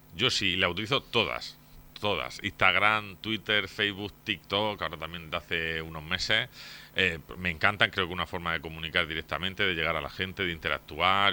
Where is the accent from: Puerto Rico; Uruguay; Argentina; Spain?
Spain; Torre Pacheco, Region of Murcia; vecino de Pacheco desde que nací, he vivido aquí toda mi vida, toda mi vida. nací en el barrio de San Juan